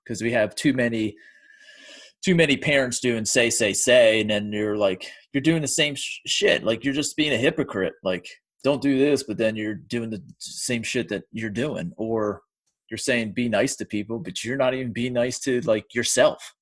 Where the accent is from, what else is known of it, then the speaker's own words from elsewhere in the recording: United States; I'm from the United States